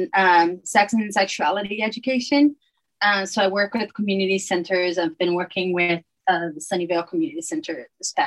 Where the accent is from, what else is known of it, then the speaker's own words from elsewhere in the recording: Brazil; moved away as an adult; now in Utah, United States; I was born in Brazil, and Brazil was still under dictatorship when I was born. And I feel like I grew up, just my people around me, my family